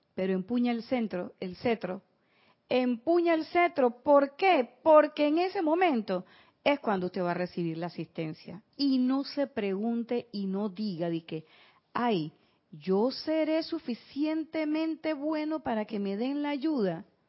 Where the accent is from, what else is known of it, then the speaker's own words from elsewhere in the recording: Panama; así son los panameños